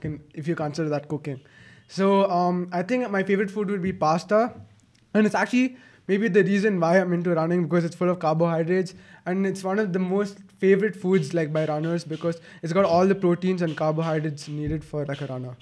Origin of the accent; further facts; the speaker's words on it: Bangalore, Karnataka, India; I'm a seventeen-year-old. I'm from Bangalore.